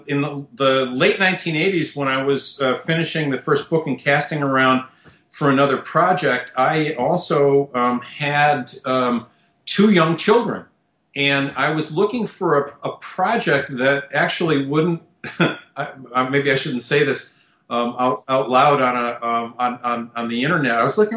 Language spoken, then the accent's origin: English; Midwest, United States; also born or lived in Michigan / New York / Tennessee; now in Nashville, United States; I was born in the Midwest, was an undergraduate at the University of Michigan